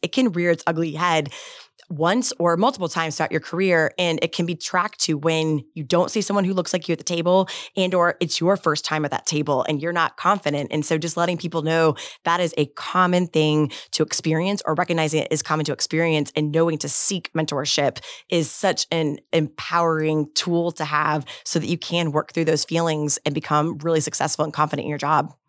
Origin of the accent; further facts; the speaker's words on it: Bradenton, Florida, United States; also born or lived in Tallahassee, Florida; native Floridian, born and raised in Bradenton, Florida